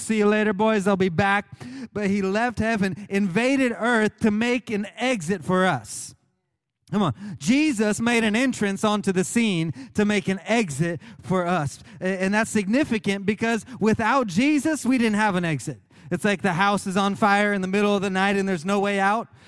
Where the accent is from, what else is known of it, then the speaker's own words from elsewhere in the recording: Oklahoma, United States; moved away; When I was growing up in Oklahoma